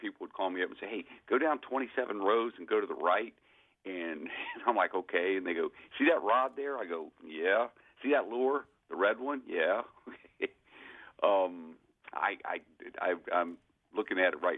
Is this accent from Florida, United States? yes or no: yes; Florida, United States; I grew up in Florida